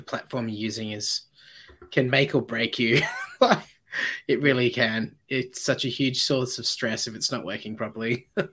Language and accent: English; Sydney, New South Wales, Australia; now in Goulburn, Australia; we're both originally from yeah. Sydney